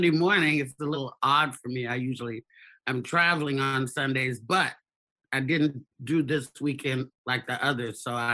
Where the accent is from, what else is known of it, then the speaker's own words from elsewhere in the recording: Tollette, Arkansas, United States; born there; Let me just backtrack and say I was born in Tollette, Arkansas. I have seven brothers and sisters.